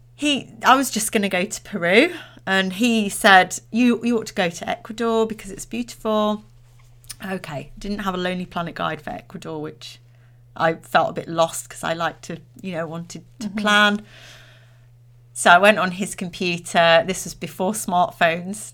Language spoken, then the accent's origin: English; Derbyshire, East Midlands, United Kingdom; I'm from Derbyshire.